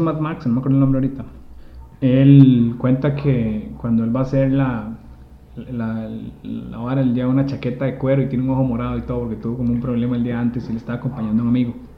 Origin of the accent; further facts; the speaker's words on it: Costa Rica; nosotros que nacimos en Costa Rica